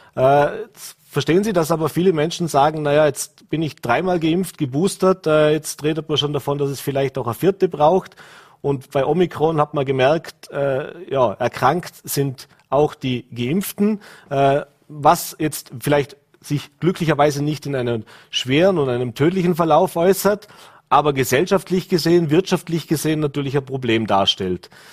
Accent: Vorarlberg, Austria; bei uns in Vorarlberg

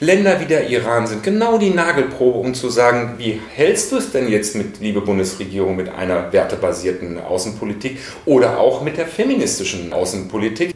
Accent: North Rhine-Westphalia, Germany; moved away as an adult; also born or lived in Bad Soden am Taunus; Aufgewachsen in Westfalen

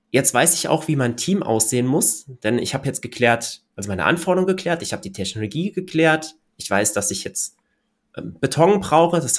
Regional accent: Hochheim, Hesse, Germany; ich komme ja aus Hochheim und wir haben hier ein Hochheim-Neubaugebiet

